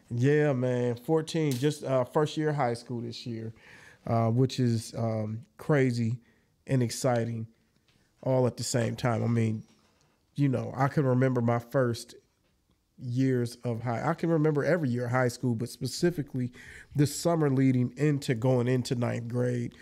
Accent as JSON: {"language": "English", "town": "Jackson", "region": "Michigan", "country": "United States", "tie": "born or raised there", "also_born_or_lived": "Georgia", "said": "young adult, young childhood all the way into adult years was spent on the south side of Jackson."}